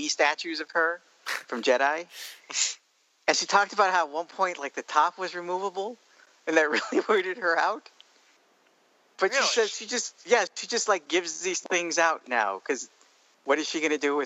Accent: El Paso, Texas, United States; my hometown

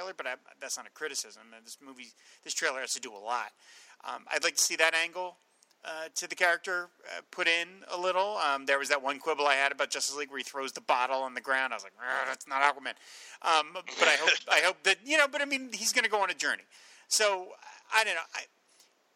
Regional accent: New Jersey, United States; accent: Jersey; my Jersey accent

